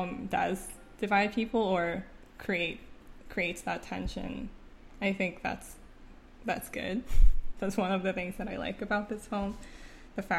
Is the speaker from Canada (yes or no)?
yes; Canada; first language Korean; English is a second language; moved away; When I was growing up in Canada, I didn't write a lot in Korean because I wanted to speak English better